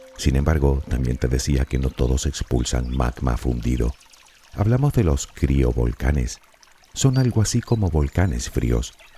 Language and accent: Spanish; Canary Islands, Spain; Por si aún no lo sabes, soy de las Islas Canarias.